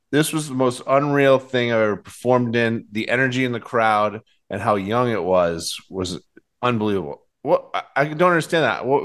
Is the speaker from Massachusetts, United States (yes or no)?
yes; Boston, Massachusetts, United States; I'm from Boston.